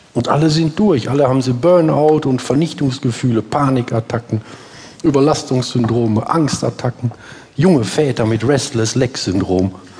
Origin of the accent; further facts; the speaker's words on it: Essen, North Rhine-Westphalia, Germany; Bei uns in Essen